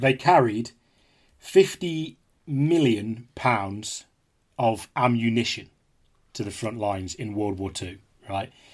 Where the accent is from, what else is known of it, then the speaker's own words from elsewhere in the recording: Leicestershire, East Midlands, United Kingdom; also born or lived in Derby; I was born in Derby, but I was, from, from, from the age of eight, I was raised in Le-, in Leicestershire